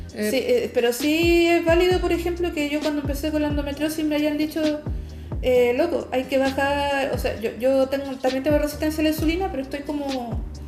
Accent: Chile; uno como chilena

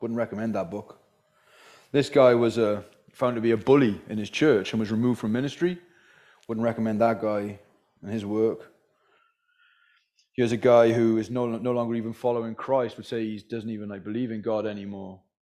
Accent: Wales, United Kingdom; So that's where I'm from originally, by the way, is the Welsh valleys. So my accent is somewhat mongrel.

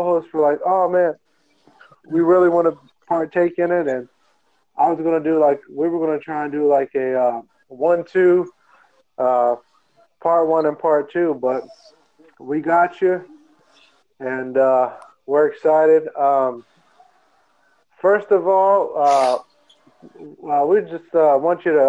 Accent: West Virginia, United States; now in North Carolina, United States; as of right now, I'm in North Carolina, but I'm from West Virginia

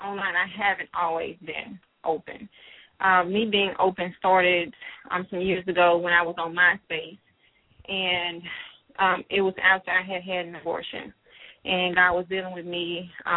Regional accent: Monroe, Louisiana, United States; moved away as an adult; now in Atlanta, United States; I'm a Southern girl. I grew up in Monroe, Louisiana

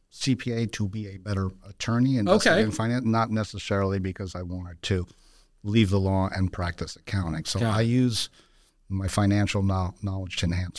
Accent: Newark, New Jersey, United States; I'm a first-generation American. Okay. My parents were Portuguese immigrants, born and raised in Newark, New Jersey.

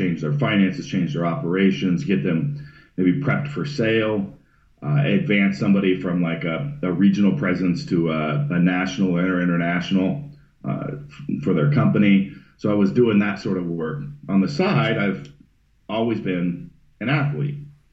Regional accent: Northern California, United States; I was born in Northern California, not too far north of San Francisco, kind of wine country area, and essentially for the most part grew up homeless in the mountains.

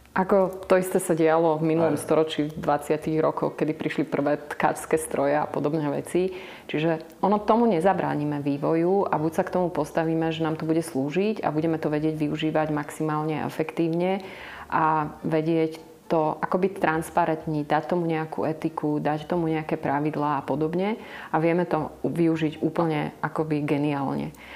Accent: eastern Slovakia, Slovakia; Ja som z východného Slovenska

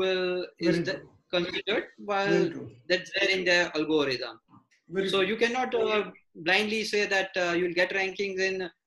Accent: India; an Indian company owner

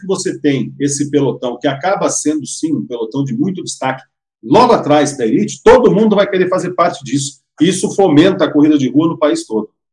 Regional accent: Londrina, Paraná, Brazil

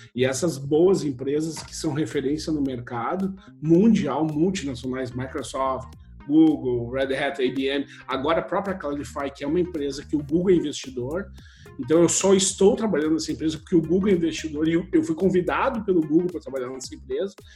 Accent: Brazil; moved away as an adult; also born or lived in Porto Alegre / United States / Czech Republic; now in Estonia; Eu fui criado no Brasil

